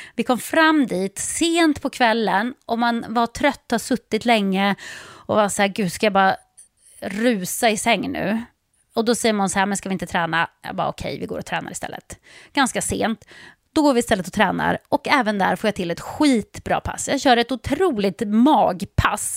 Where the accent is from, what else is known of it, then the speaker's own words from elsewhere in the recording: Sweden; hemma i Sverige